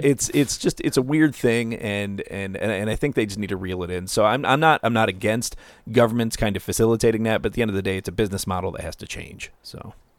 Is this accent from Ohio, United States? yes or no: yes; Ohio, United States; moved away; I come from Ohio